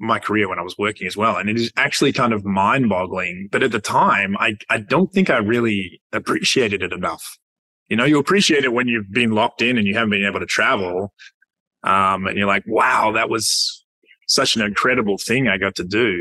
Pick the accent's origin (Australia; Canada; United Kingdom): Australia; Perth, Western Australia; Perth born.